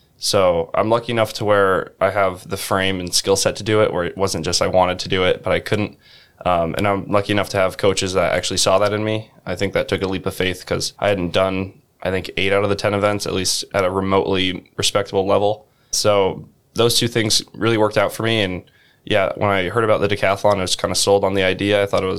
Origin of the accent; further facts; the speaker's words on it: Iowa City, Iowa, United States; I grew up in Iowa City